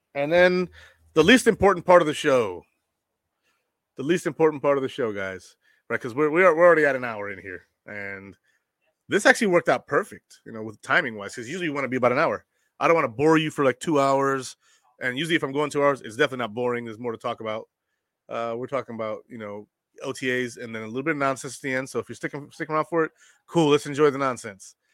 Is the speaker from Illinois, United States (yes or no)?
no; Buffalo, New York, United States; I grew up in Buffalo.